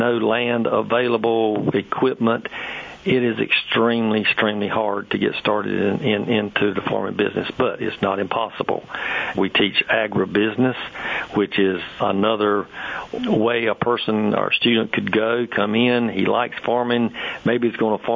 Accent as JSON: {"language": "English", "area": "Sampson County", "region": "North Carolina", "country": "United States", "also_born_or_lived": "Brevard, North Carolina", "said": "I was from Sampson County, so I moved back home at that time"}